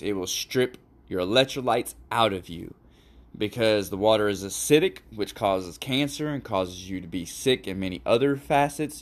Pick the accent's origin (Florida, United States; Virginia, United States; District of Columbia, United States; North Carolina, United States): Florida, United States; Fort Lauderdale; I'm from Fort Lauderdale, Florida